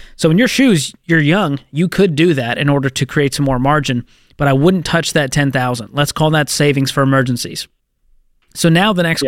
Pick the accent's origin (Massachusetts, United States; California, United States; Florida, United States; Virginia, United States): Massachusetts, United States; Boston; my hometown of Boston, Massachusetts